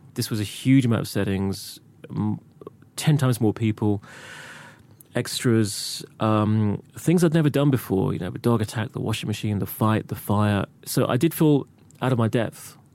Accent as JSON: {"language": "English", "town": "Reading", "region": "South East England", "country": "United Kingdom", "tie": "born or raised there", "said": "I grew up in Reading"}